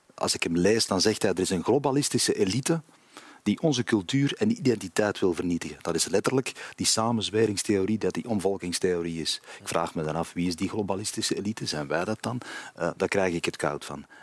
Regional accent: Kempen, Flanders, Belgium; also born or lived in Antwerp; Als Kempenaar, ik ben een eh, Antwerpse Kempenaar of een Kempische Antwerpenaar

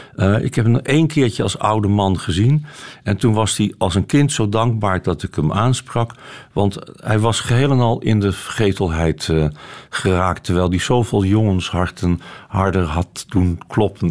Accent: Amsterdam, North Holland, Netherlands; moved away; also born or lived in Haarlem; ik ben eh, geboren in Haarlem en opgegroeid in Amsterdam. En eh, ik woon in geen van beide meer

